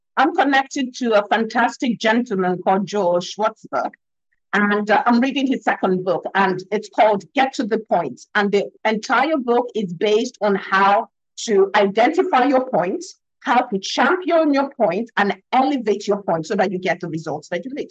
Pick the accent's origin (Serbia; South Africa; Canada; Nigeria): Nigeria; I'm African. I'm from Nigeria. I'm based in I'm, I'm based in Lagos, Nigeria